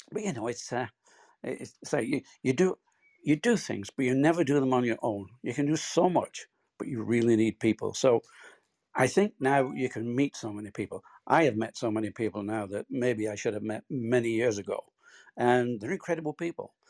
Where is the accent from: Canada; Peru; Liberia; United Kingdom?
United Kingdom; Bolton, North West England; born or raised there